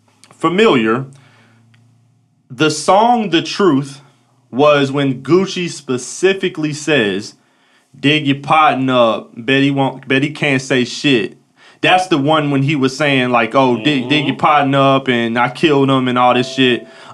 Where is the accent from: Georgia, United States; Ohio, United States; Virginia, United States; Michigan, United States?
Georgia, United States; Atlanta; Been almost 20 years. I'm from Cobb County. Like, I'm from Atlanta.